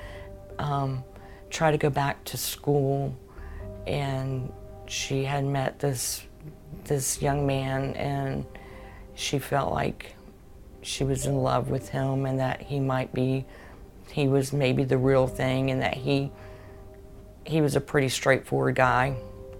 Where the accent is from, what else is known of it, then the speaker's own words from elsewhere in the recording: Jacksonville, Florida, United States; also born or lived in Tallahassee; I'm a Jacksonville native. I've always been here. I was born and I'm from Jacksonville.